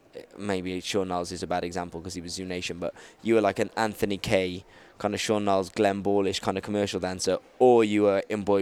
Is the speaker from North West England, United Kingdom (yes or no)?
no; Cardiff, Wales, United Kingdom; I'm from Cardiff, bro.